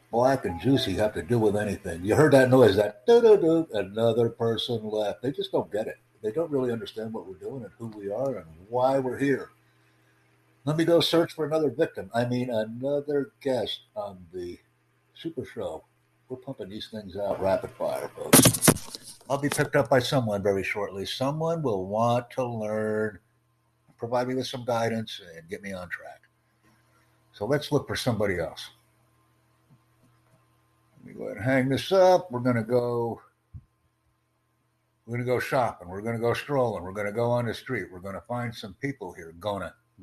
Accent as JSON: {"language": "English", "town": "New York City", "region": "New York", "country": "United States", "said": "I'm from New York City."}